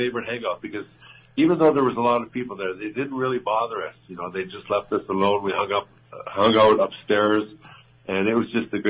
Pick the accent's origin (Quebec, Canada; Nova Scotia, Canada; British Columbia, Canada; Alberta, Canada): Alberta, Canada; moved away as an adult; also born or lived in Stockholm, Sweden / Long Island, New York; growing up in Western Canada, everybody plays hockey out there because it's so cold.